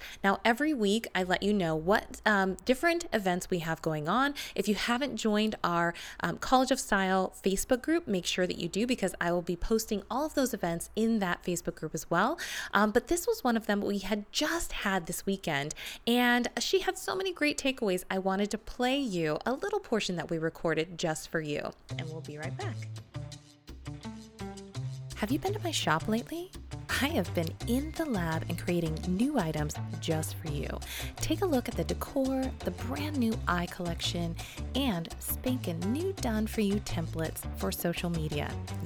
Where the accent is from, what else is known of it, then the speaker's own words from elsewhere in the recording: Las Vegas, Nevada, United States; now in Hollywood, United States; I'm not from Hollywood. I'm from Vegas, but I live in Hollywood